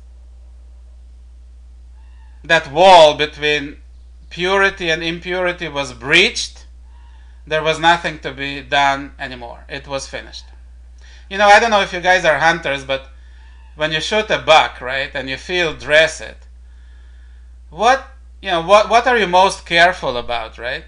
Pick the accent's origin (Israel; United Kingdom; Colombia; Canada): Israel; my home country of Israel